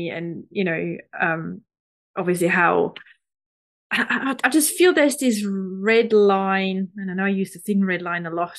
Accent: Switzerland; moved away; I'm from Switzerland originally

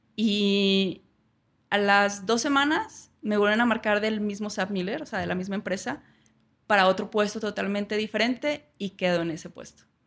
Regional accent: Saltillo, Coahuila, Mexico; moved away as an adult; also born or lived in Bogotá, Colombia / Prague, Czech Republic / London, United Kingdom; soy de Saltillo, pues aquí

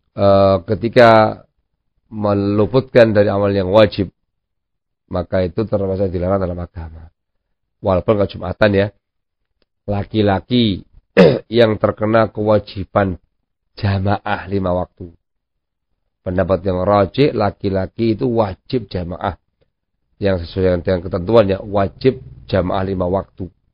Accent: Javanese / Indonesian, Indonesia; kita orang Jawa atau orang Indonesia

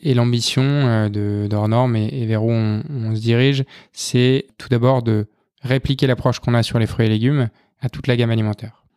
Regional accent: north of Arras, Hauts-de-France, France; moved away; also born or lived in Lyon; je viens du, nord d'Arras

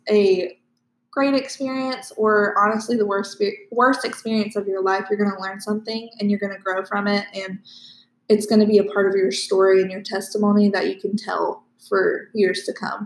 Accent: Live Oak, Florida, United States; I am also from Live Oak.

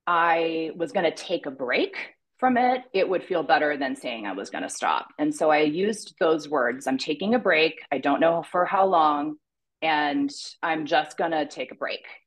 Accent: Pakistan; also born or lived in Toronto, Canada / Afghanistan; So I was born in Toronto. My parents are Christian missionaries, and I grew up in Pakistan and Afghanistan, dry countries, no alcohol.

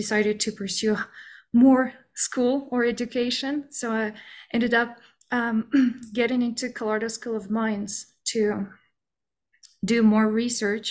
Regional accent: Aktobe, Aktobe Region, Kazakhstan; moved away as an adult; now in United States; I am originally from Kazakhstan, and I was born and raised in this little town called Aktobe in northwestern side.

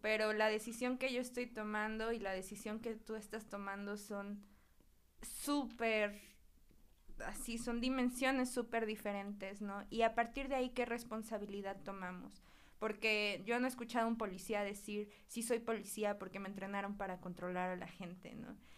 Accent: Huauchinango, Puebla, Mexico; yo soy de Huachinango, que es un lugar que está pegadito a Veracruz

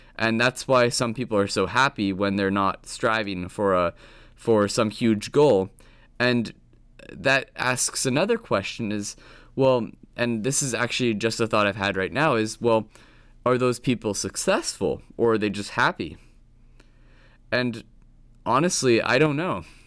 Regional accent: Williston, Vermont, United States; I grew up in Williston, Vermont, and I had a pretty basic normal childhood.

